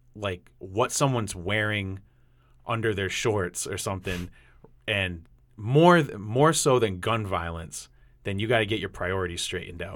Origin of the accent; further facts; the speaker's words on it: New England, United States; accent: New England; my New England accent's coming out.